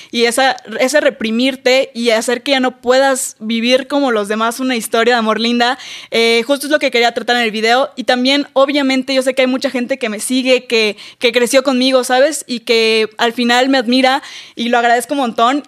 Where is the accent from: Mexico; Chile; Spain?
Mexico; Campeche; yo soy de Campeche, que es un lugar muy chiquito